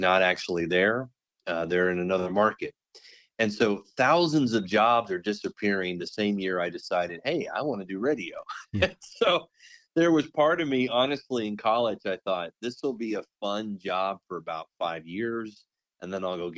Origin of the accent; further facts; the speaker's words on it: Waco, Texas, United States; also born or lived in Odessa, Texas; I grew up in the Waco, Texas area